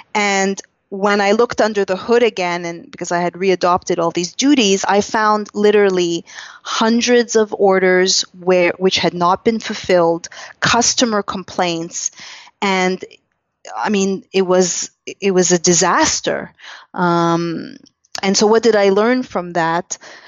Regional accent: Canada; and quickly learned as a Canadian, the blind spots of Western medicine

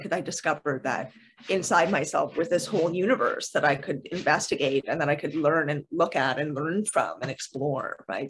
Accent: Canada; I am Canadian

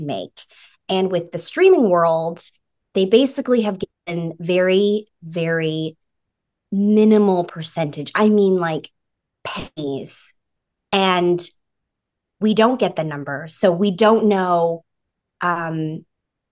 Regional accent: British Columbia, Canada; moved away as an adult; now in Los Angeles, United States; I'm an actor from British Columbia, Canada, and I've been living in LA for the last 7 years

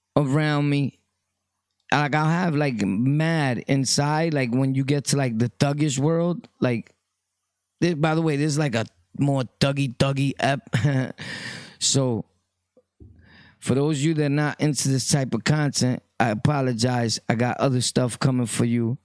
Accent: New York City, New York, United States; I was from Brooklyn, always born and raised. My birth certificates say place of birth, Brooklyn

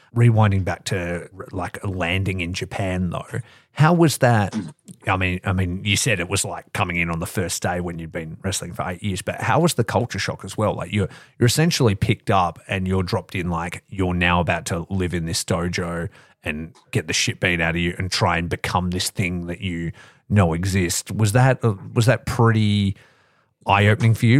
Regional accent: Australia; growing up in Australia

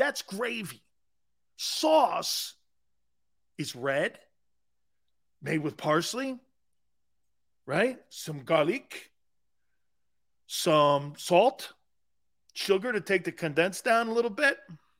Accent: Connecticut, United States; now in South Florida, United States; Yeah, I'm from Connecticut. Oh, you a Yankee. Yeah, this is me down in South Florida.

